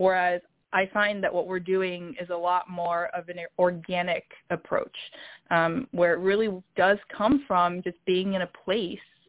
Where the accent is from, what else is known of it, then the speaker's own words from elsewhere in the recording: North Carolina, United States; first language English; also born or lived in Wisconsin / Shanghai; now in New York, United States; when I was growing up in North Carolina